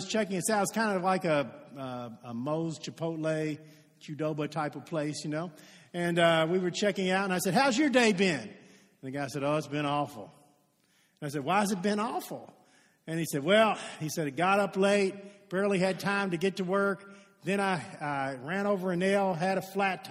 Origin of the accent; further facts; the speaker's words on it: Shively, Kentucky, United States; I'm from Shively, okay? That's where I was born